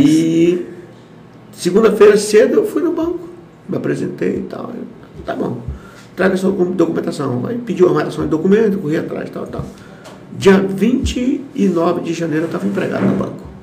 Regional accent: Caracaraí, Roraima, Brazil; also born or lived in Manicoré, Amazonas / Boa Vista, Roraima; e eu vim com meus pais para cá, Chegamos em Roraima, na cidade de Porto Caracaraí, 15 de novembro de 1972

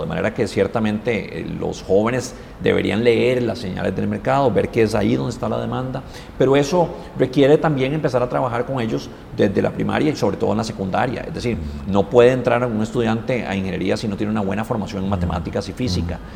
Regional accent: Costa Rica; nos tenemos que sentir muy orgullosos como costarricenses

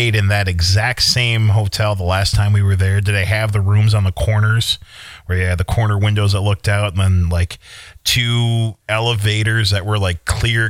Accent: Eagan, United States; moved away; So we Ubered to Egan, my hometown.

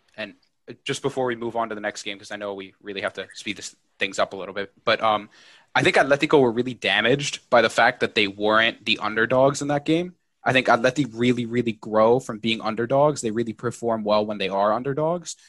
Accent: New York, United States; I'm from New York.

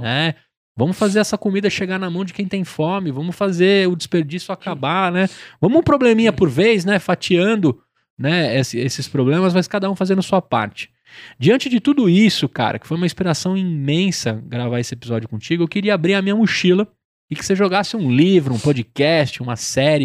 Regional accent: São Paulo, Brazil; Tamo Zona Leste

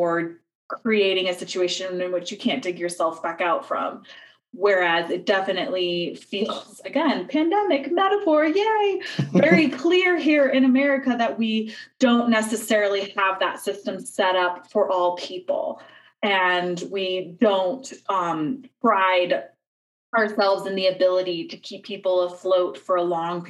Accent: United States; as an American

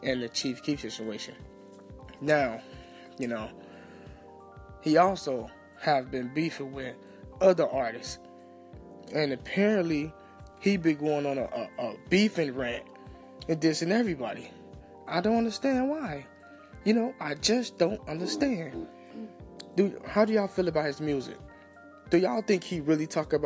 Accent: Chicago, Illinois, United States; I'm from Chicago

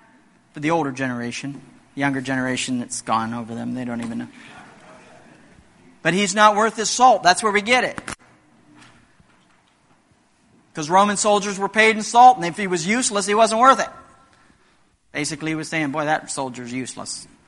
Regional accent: Indonesia; In many remote areas of the world, like where I grew up in Indonesia, salt is still very valuable.

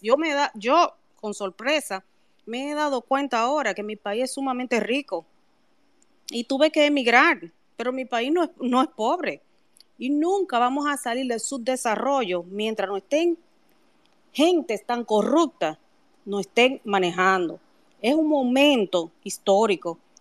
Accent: Dominican Republic; nosotros todos, como dominicanos

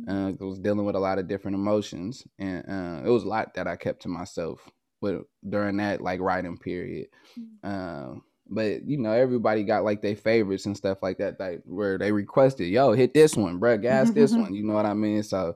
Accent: Oakland, California, United States; I'm from Oakland, California. So I was in the Northern California car, in the Bay Area car to be exact.

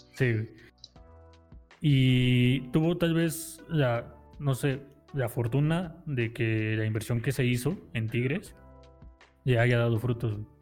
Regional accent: Mexico; yo como mexicano

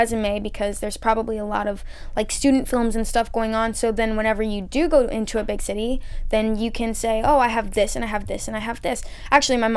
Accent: Columbia, South Carolina, United States; I'm from Columbia, which is the capital

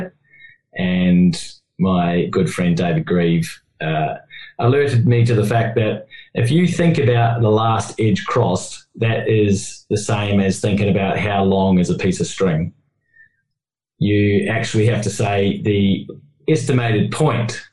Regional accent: New Zealand; I'm a Kiwi

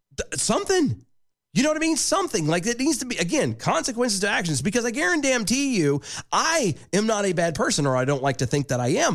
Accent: United States; being American

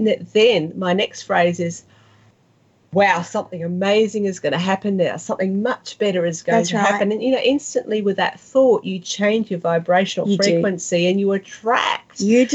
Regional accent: South West England, United Kingdom; accent: West Country; In my West Country accent, and he said I sounded like Pam Ayres, which of course I don't.

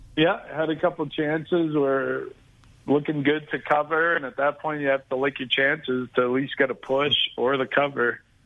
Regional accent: Boston, Massachusetts, United States; I grew up in the Boston area, just diehard Boston sports.

